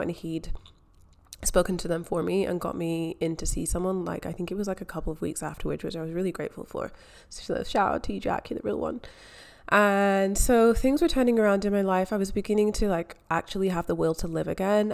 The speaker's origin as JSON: {"language": "English", "region": "Scotland", "country": "United Kingdom", "tie": "born or raised there", "also_born_or_lived": "England", "moved": "as an adult", "lives_now": "Melbourne, Australia", "said": "I am from Scotland. I grew up in Scotland."}